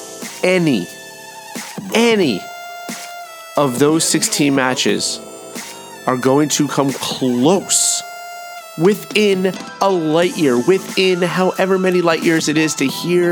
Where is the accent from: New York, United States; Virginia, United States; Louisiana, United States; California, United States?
New York, United States; New York City; I am from this area. I am from Queens originally. That's where I was born.